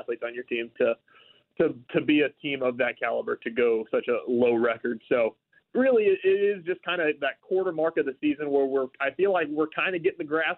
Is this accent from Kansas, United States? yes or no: yes; Southeast Kansas, United States; I grew up in Southeast Kansas in a rural community